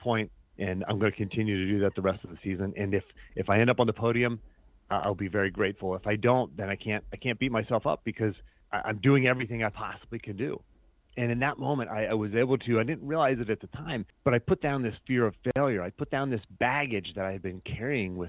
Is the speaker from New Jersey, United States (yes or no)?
no; Pennsylvania, United States; moved away as an adult; also born or lived in Virginia; growing up in Pennsylvania